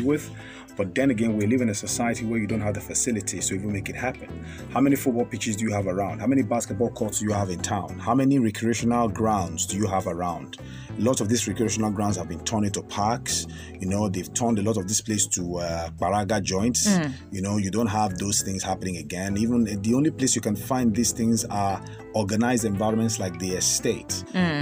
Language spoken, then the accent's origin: English; Nigeria; I'm not a northerner. I'm a Nigerian